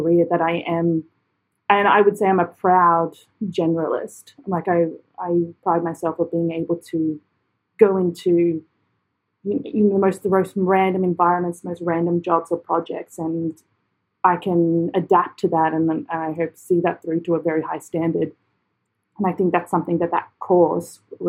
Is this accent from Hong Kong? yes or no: no; Australia; moved away as an adult; also born or lived in London / Edinburgh; my own country